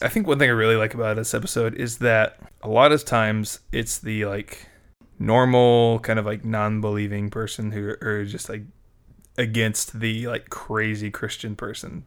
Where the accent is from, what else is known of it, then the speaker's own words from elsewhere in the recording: United States; as an American